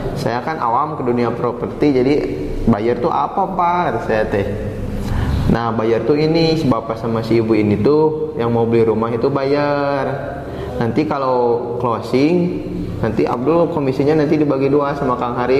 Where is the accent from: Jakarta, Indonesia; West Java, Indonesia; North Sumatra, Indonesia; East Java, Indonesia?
West Java, Indonesia; Cimahi; Saya berasal dari kota Cimahi